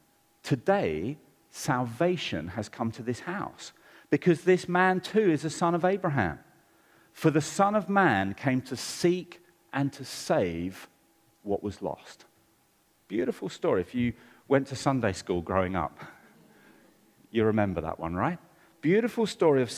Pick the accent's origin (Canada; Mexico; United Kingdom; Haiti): United Kingdom; London; I grew up in Southeast London, and I've got one sister